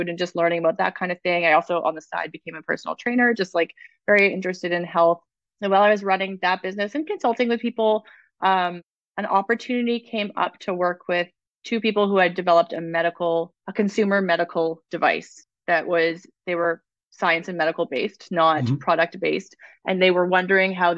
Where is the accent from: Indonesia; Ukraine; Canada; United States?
Canada; Toronto, Ontario; moved away as an adult; also born or lived in Whistler, British Columbia; I'm originally from Ontario, and when I was 19, I went to visit a friend in Whistler for 2 months, and I lived there for 5 years. And And I never went back to Ontario